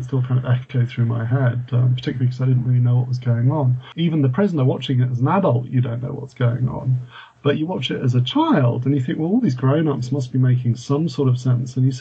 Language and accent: English; United Kingdom; born or raised there; also born or lived in France